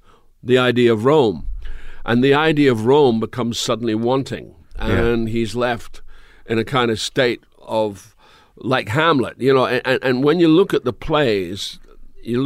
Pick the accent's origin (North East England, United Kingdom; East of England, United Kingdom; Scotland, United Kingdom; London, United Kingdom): Scotland, United Kingdom; Dundee; moved away; I grew up in Dundee